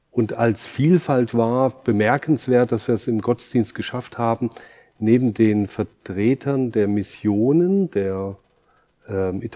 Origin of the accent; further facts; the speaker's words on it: Germany; now in Aarau, Switzerland; komme ich aus Deutschland, bin über 20 Jahre jetzt in der Schweiz